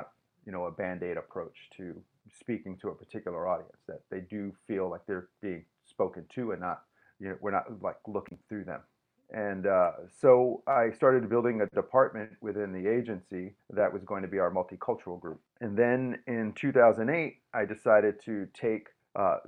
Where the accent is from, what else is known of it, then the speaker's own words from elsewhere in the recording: New York City, New York, United States; now in Tampa, United States; I was born and raised in New York City